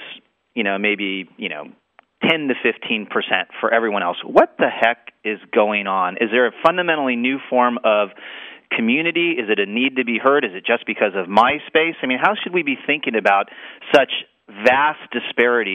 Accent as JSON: {"language": "English", "region": "Southern California", "country": "United States", "tie": "born or raised there", "said": "I grew up in Southern California"}